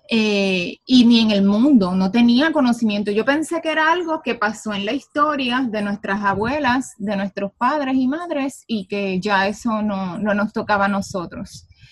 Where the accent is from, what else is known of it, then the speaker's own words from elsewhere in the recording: Puerto Rico; yo nací y me crié aquí en Puerto Rico